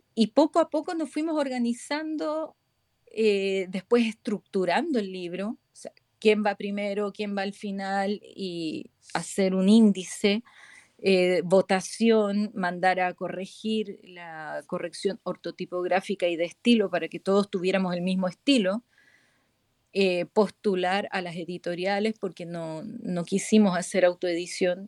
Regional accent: Chile; moved away as an adult; now in Spain; Me vine a España desde Chile

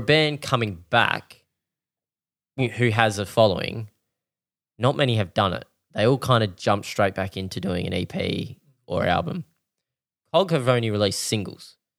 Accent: Australia; we're Australian

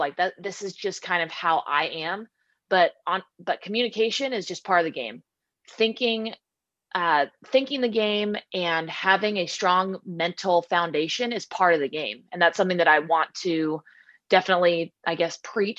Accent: Southern California, United States; also born or lived in Washington; growing up in Southern California

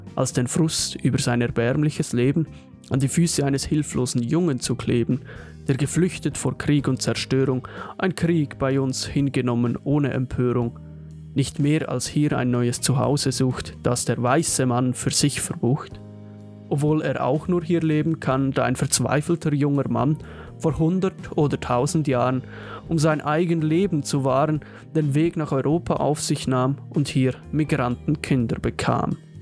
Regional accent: Switzerland

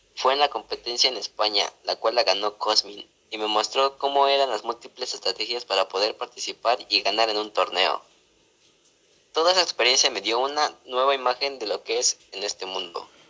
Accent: Mexico City, Mexico; nací en la Ciudad de México

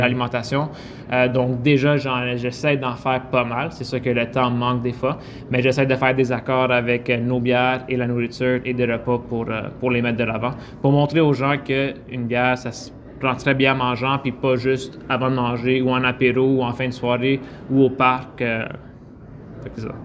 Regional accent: Quebec, Canada; on est des Québécois d'origine italienne

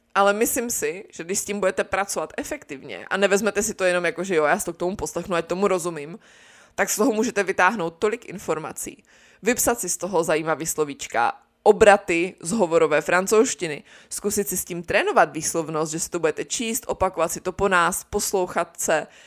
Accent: Czechia; v Česku takový zas tak nejsme

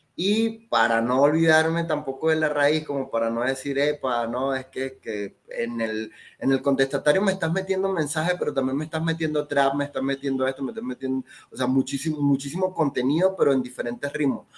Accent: Venezuela; now in Mexico; acá no soy mexicano y allá no soy venezolano

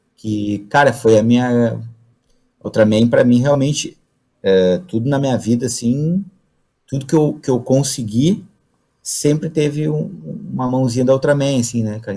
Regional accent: the South, southern Brazil, Brazil; moro no Brasil, sou lá do Sul

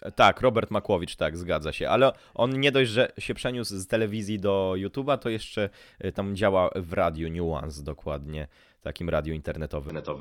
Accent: Szczecin, West Pomeranian Voivodeship, Poland; ja pochodzę z tego, mia- pochodzę z tego miasta

